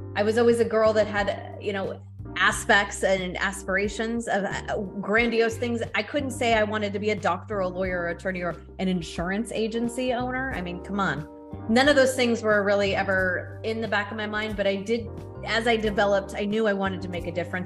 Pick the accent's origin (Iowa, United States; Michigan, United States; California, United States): California, United States; Thousand Oaks; moved away as an adult; also born or lived in San Fernando Valley, California / San Francisco, California; I grew up in Thousand Oaks, California. So down south, Southern California